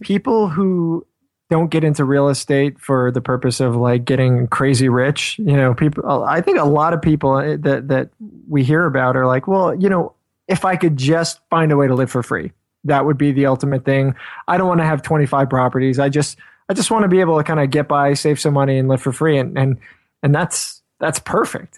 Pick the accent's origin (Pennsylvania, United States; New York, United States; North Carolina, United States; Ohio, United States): New York, United States; I'm from New York